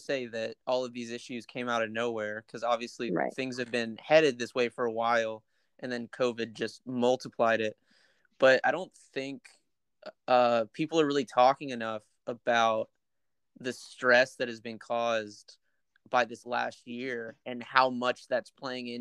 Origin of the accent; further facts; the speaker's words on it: United States; moved away as an adult; now in Shanghai, China; I'm American.